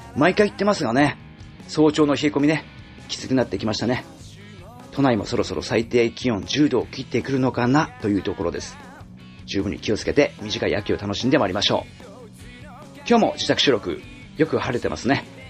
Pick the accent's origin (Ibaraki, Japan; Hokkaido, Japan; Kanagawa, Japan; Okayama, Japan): Ibaraki, Japan; Pacific coast of Ibaraki Prefecture, Japan; moved away; 俺の地元、茨城県太平洋側はね